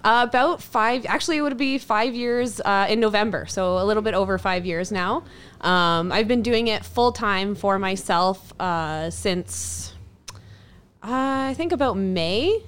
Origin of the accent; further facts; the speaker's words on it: Ontario, Canada; also born or lived in Lake Louise; now in Edmonton, Canada; I'm originally from Ontario